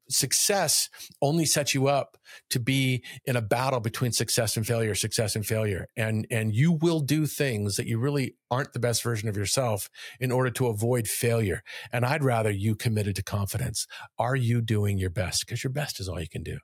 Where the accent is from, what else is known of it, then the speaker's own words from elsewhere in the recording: Kailua-Kona, Hawaii, United States; moved away as an adult; also born or lived in Northern California; I grew up in Kailua-kona on the island of Hawaii